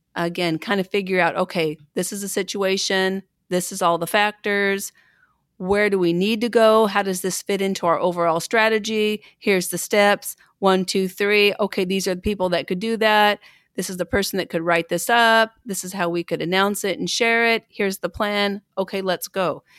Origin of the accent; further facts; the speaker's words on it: Pendleton, Oregon, United States; I'm from Pendleton, Oregon, a little, again, a little town, uh, about fourteen thousand people when I was growing up.